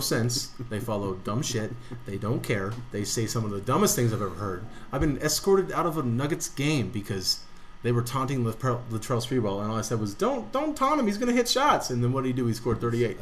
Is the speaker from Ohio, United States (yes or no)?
no; Denver, Colorado, United States; We're from Denver